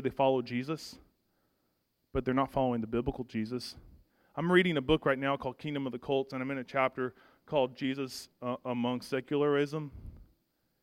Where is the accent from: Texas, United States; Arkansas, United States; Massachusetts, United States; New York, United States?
Arkansas, United States; I'm from Arkansas